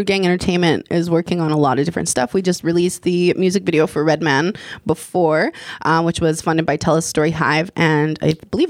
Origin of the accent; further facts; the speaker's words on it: Alberta, Canada; when I moved out here from Alberta and I saw Coast Salish people up close